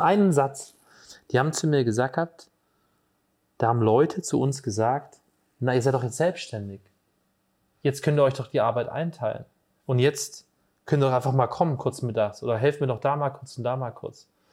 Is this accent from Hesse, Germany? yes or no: yes; Hesse, Germany; moved away as an adult; now in Borken, Germany; bei uns in Hessen sagt man immer Gude